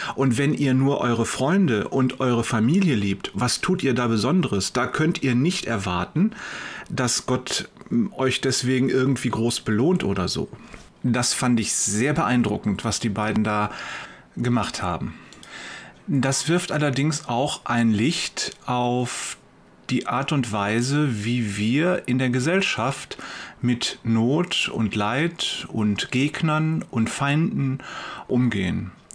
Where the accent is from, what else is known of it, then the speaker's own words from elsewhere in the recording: Wuppertal, North Rhine-Westphalia, Germany; Bei uns in Wuppertal